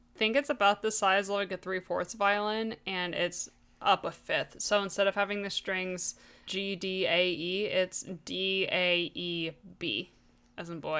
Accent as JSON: {"language": "English", "country": "United States", "said": "I'm American"}